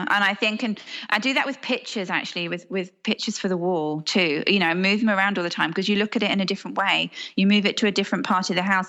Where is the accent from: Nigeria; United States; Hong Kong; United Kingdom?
Hong Kong; And I was brought up abroad in Hong Kong and I'm quite transient.